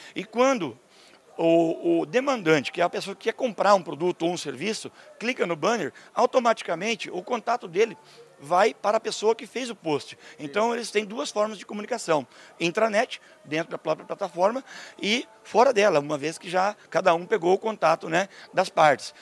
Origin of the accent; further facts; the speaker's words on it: Canoinhas, Santa Catarina, Brazil; eu sou brasileiro, sou de Santa Catarina